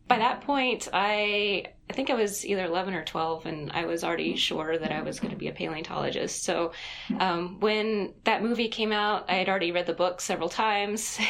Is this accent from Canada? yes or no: no; Greensboro, North Carolina, United States; Greensboro, North Carolina